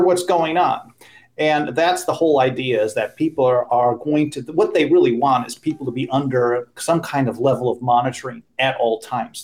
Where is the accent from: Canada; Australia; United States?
United States; Cudahy, Wisconsin; I grew up in Cudahy, Wisconsin. Yeah. And- which is a suburb of Milwaukee